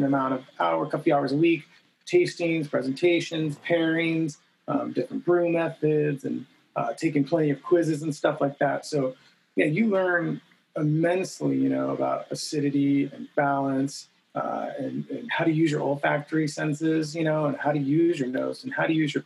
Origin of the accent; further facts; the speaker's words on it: San Jose, California, United States; moved away as an adult; also born or lived in Cupertino, California; now in Seattle, United States; I'm from the Bay Area, from San Jose, California, where actually Cupertino, to be specific